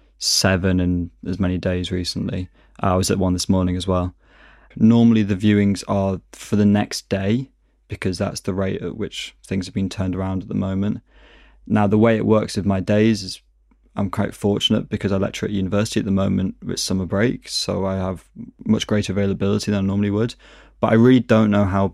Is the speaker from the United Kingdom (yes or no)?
yes; Manchester, North West England, United Kingdom; moved away as an adult; also born or lived in East London; now in London, United Kingdom; I'm from Manchester, but I've been living in East London for 3 or so years now.